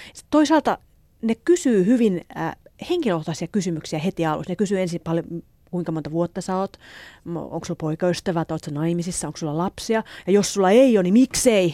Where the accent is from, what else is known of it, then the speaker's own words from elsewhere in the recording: Elimäki, Kymenlaakso, Finland; moved away as an adult; now in Seoul, South Korea; kotosin Kymenlaaksosta Elimäeltä ja asun tällä hetkellä Etelä-Koreassa, Soulissa